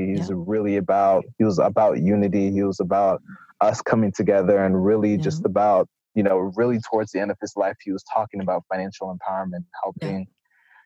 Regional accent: South Florida, United States; moved away; I'm originally from South Florida, left, came back to South Florida for a brief period

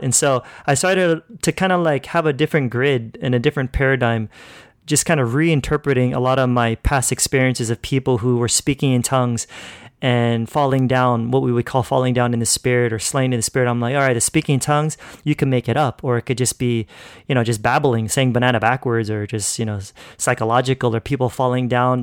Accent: California, United States; moved away as an adult; now in Philippines; I grew up in California pretty much my whole life. So, yeah, that's where I was born and raised

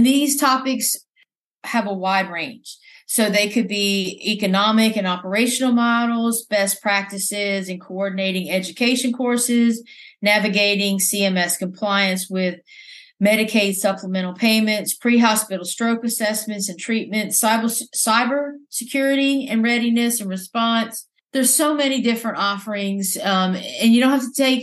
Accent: Louisiana, United States; my home state in Louisiana

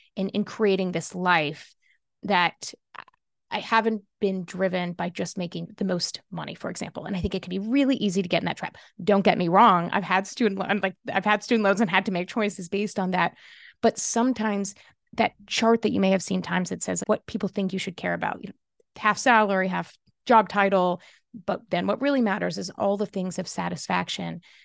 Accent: Kentucky, United States; I grew up in Kentucky

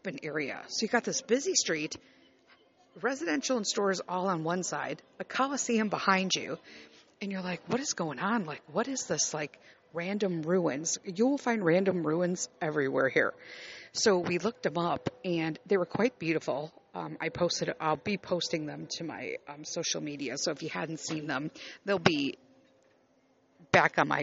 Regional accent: Chicago, Illinois, United States; moved away as an adult; I grew up born and raised in Chicago

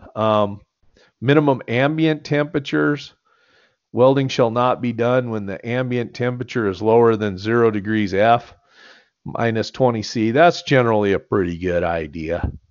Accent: United States; I grew up there

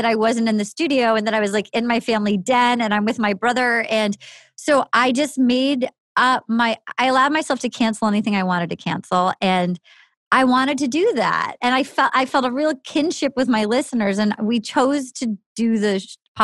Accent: New England, United States; growing up in New England

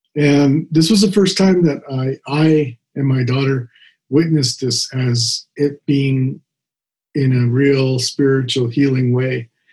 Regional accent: United States; now in Provo, United States; I grew up on the uh, Navajo reservation as a young child. Most of my life

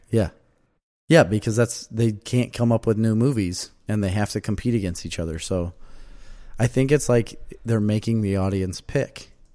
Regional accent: Verona, Wisconsin, United States; now in Mazomanie, United States; I'm from Verona

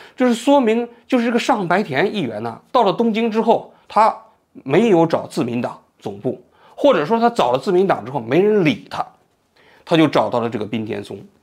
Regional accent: China; now in Tokyo, Japan; 我们中国人

